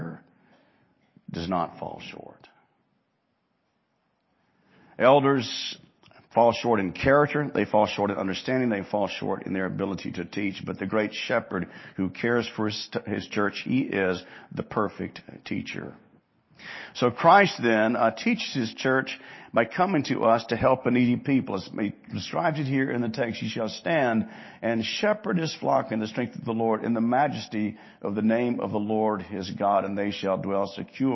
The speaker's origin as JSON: {"language": "English", "town": "Hattiesburg", "region": "Mississippi", "country": "United States", "tie": "born or raised there", "said": "Growing up in Mississippi, in Hattiesburg"}